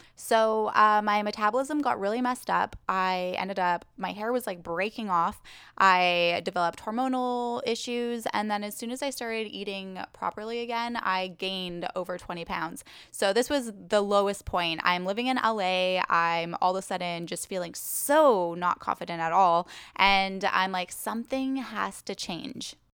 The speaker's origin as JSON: {"language": "English", "area": "Vancouver Island", "region": "British Columbia", "country": "Canada", "moved": "as an adult", "lives_now": "Los Angeles, United States", "said": "I am originally from Vancouver Island, British Columbia, Canada"}